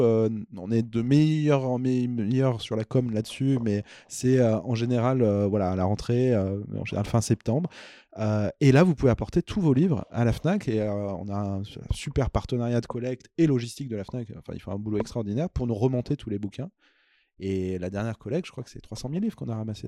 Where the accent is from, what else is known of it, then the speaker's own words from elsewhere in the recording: Auvergne-Rhône-Alpes, France; je suis auvergnat